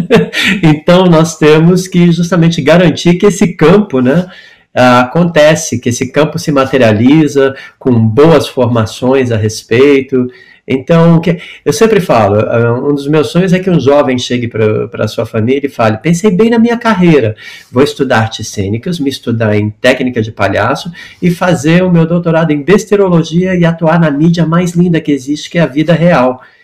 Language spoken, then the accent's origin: Portuguese; Brazil; moved away as an adult; also born or lived in United States; quando eu saí do Brasil em 83 para estudar teatro musical